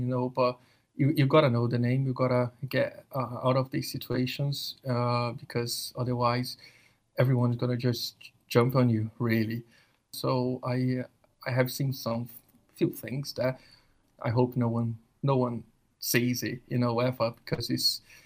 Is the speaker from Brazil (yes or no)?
yes; Rio de Janeiro, Brazil; moved away as an adult; now in United Kingdom; I grew up in Rio